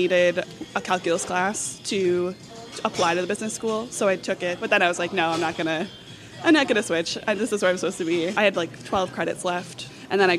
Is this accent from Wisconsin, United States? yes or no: yes; Hartford, Wisconsin, United States; moved away as an adult; now in Madison, United States; I'm from Hartford, Wisconsin.